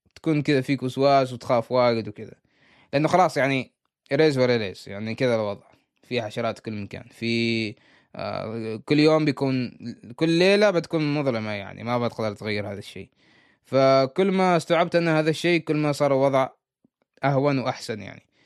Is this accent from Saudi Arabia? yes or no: no; Oman; أنا عماني